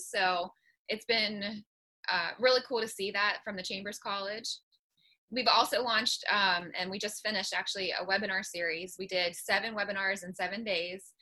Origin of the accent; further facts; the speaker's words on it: Morgantown, West Virginia, United States; I'm from Morgantown